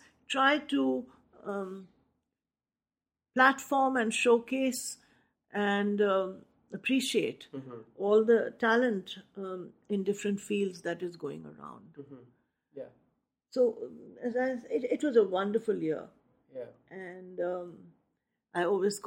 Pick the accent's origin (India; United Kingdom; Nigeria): India; Nainital, Uttarakhand; my hometown of Nainital